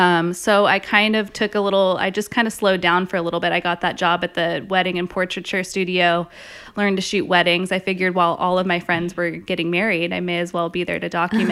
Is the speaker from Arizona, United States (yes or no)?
no; San Diego, California, United States; also born or lived in Santa Barbara / New York; growing up in San Diego, I knew that I didn't want to go to LA.